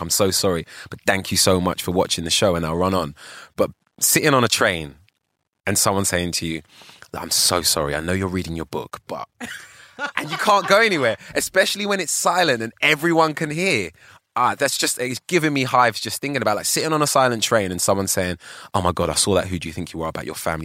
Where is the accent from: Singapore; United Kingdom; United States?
United Kingdom; London; also born or lived in Ghana (ancestry); I was born on Tottenham Court Road. Literally, right? And I grew up in Holloway in North London